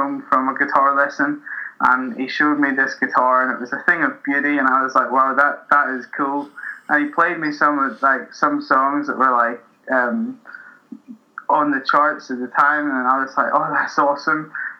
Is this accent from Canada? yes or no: no; Newtownards, Northern Ireland, United Kingdom; moved away as an adult; now in Glasgow, United Kingdom; I'm from Newton Ords, a small town near Belfast, in Northern Ireland, and that's where I grew up. It's where my family are from, and when I was about 18, moved over to Glasgow.